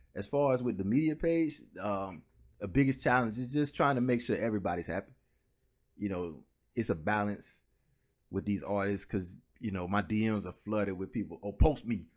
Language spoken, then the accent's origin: English; Orlando, Florida, United States; also born or lived in Pine Hills; originally I'm from Orlando, so I was born on Mercy Drive in Orlando, which is, like, the project